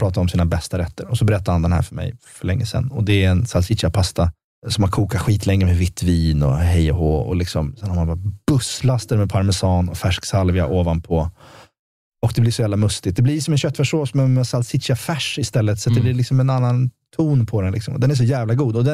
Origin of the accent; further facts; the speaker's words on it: Sweden; jag är uppväxt i Sverige